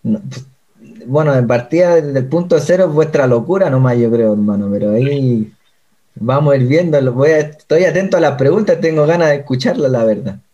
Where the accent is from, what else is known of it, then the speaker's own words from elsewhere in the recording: Chile; moved away as an adult; also born or lived in China; now in Pedrezuela, Spain; soy chileno de toda la vida